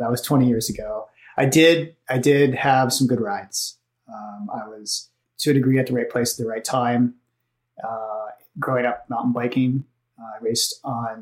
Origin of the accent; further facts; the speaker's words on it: Albuquerque, New Mexico, United States; moved away as an adult; also born or lived in Kansas; now in Portland, United States; I grew up in Albuquerque, New Mexico, or just outside of it